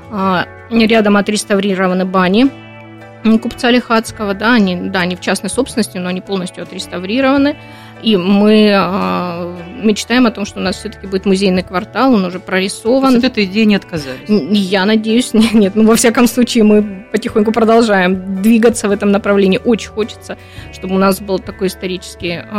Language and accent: Russian; Labinsk, Krasnodar Krai, Russia; Да, я из Лабинского района, из э, Лабинска и да вообще Кубань.